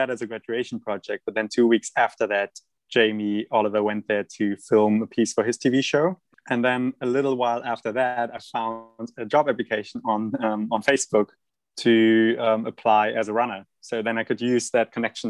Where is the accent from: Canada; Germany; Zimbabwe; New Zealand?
Germany; accent: German; that's my German accent.